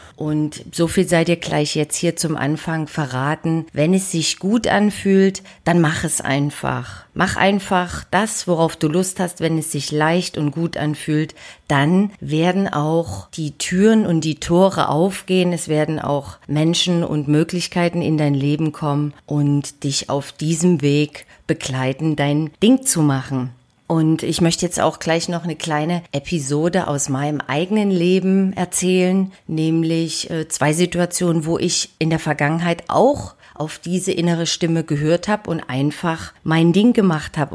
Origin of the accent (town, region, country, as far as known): Dresden, Saxony, Germany; born or raised there; moved away